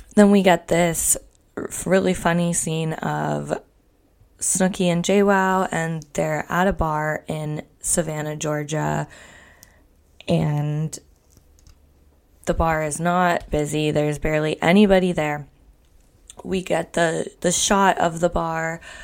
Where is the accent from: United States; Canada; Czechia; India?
Canada; I'm Canadian